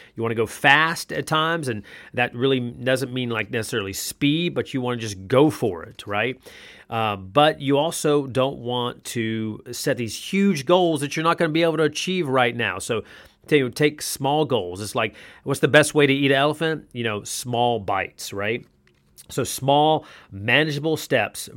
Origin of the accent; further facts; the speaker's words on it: North Carolina, United States; now in Columbus, Georgia, United States; I played basketball a lot, every day, essentially, growing up in North Carolina